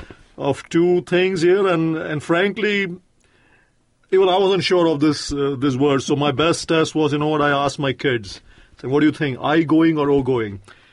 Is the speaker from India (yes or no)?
yes; India; You know, I'm from India, as you know by now